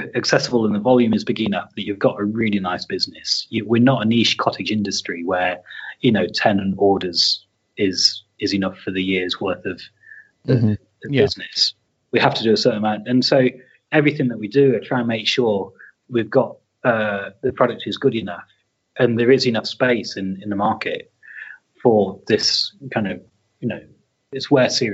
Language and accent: English; Leicester, East Midlands, United Kingdom; moved away; also born or lived in Yorkshire; I grew up in Leicester, then we moved to Yorkshire and I lived about 2 miles away from the town centre.